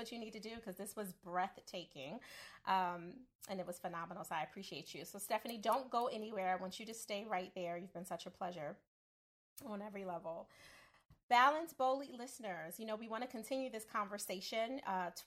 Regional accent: Philadelphia, Pennsylvania, United States; I'm from Philly

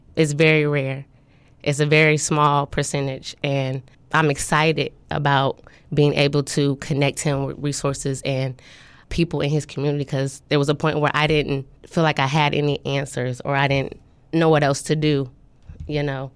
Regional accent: Topeka, Kansas, United States; moved away as an adult; now in Norfolk, United States; I'm from Topeka, Kansas

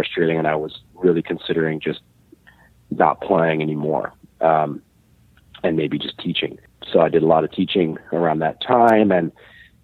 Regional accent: Illinois, United States; now in Montreal, Canada; Jim and I go back to, I believe we met when we were about 13 years old. Wow. Growing up in Illinois

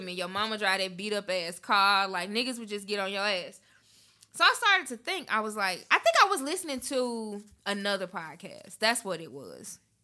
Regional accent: Memphis, Tennessee, United States; moved away; I grew up in Memphis.

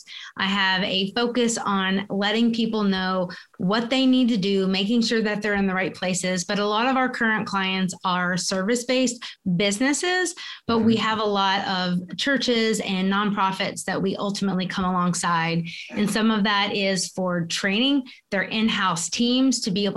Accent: South Carolina, United States; moved away as an adult; also born or lived in Kentucky; our path took us to South Carolina, which is my hometown.

